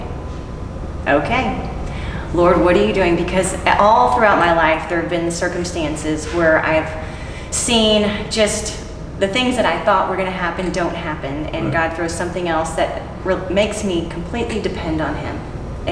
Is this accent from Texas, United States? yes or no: yes; Houston, Texas, United States; I grew up in Houston